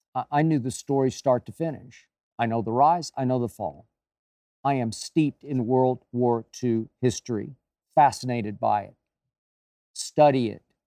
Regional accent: Oklahoma, United States; my home state of Oklahoma

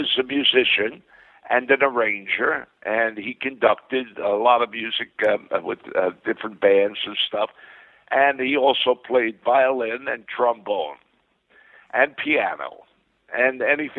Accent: New York City, New York, United States; born or raised there; moved away; also born or lived in Brooklyn, New York

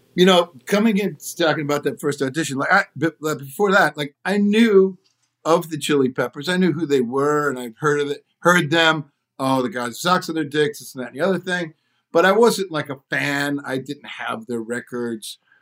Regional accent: outside of Detroit, Michigan, United States; I grew up outside of Detroit

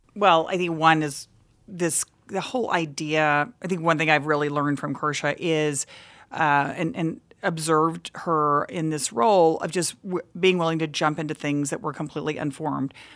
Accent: Texas, United States; I grew up in Texas where any anything that you wanted to do as a girl you kind of had to fight for

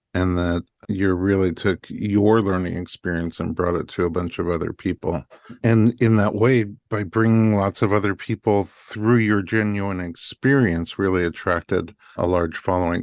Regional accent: New York, United States; I'm a New Yorker

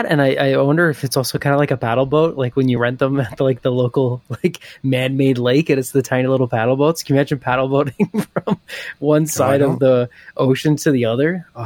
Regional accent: Ontario, Canada; also born or lived in Calgary, Alberta; I was in Ontario. I was born in Calgary, right? And then moved to Ontario.

